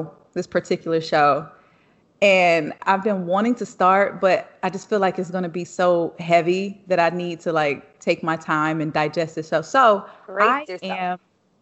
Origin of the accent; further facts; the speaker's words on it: the South, United States; I grew up in the South. I grew up in the country hood